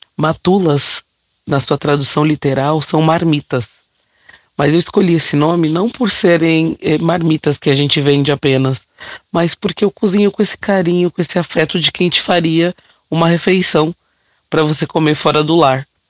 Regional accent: São Paulo, Brazil; born or raised there

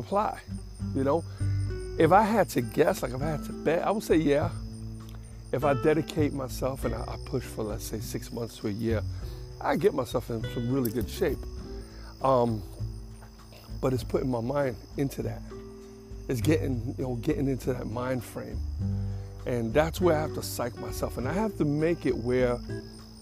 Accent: New York City, New York, United States; I grew up in Jackson Heights, and that's a lot of South Americans there

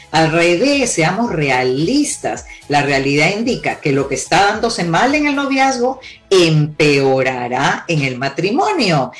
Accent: Peru; moved away; also born or lived in Cuba; Yo nací en Cuba, pero me crié en Perú

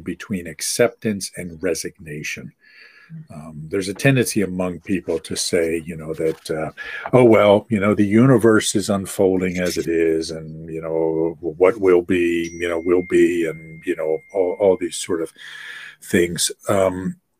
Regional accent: United States; I'm from the United States, but I'm not like the typical, you know, gringo

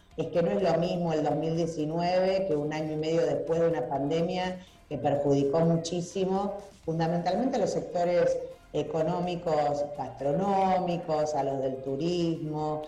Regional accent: Rosario, Santa Fe, Argentina; somos rosarinos y rosarinas, claro. somos santafesinos y santafesinas

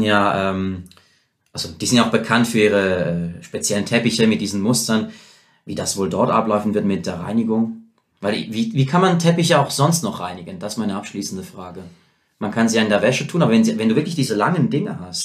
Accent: Rorschach, St. Gallen, Switzerland; bei der Wohnung, wo ich aufgewachsen bin, in äh, Rorschach

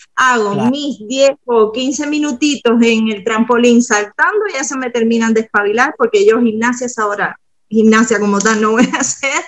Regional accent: Cuba; moved away; vengo de Cuba

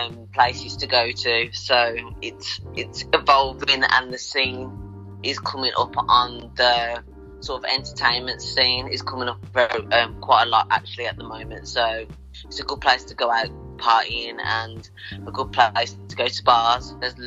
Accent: Birmingham, West Midlands, United Kingdom; I am from Birmingham in the West Midlands.

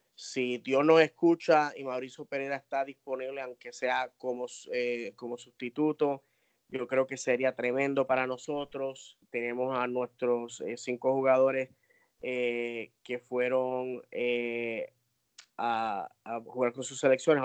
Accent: Puerto Rico; yo soy hispano, yo soy puertorriqueño

